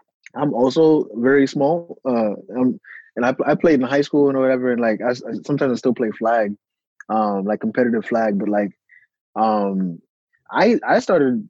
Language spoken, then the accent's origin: English; New York City, New York, United States; also born or lived in Manhattan, New York City; We moved to Queens, and I've lived in Queens the majority of my life